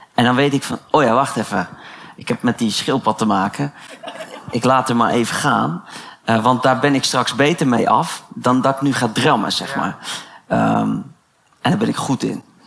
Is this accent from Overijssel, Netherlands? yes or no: no; The Hague, South Holland, Netherlands; ik kom uit Den Haag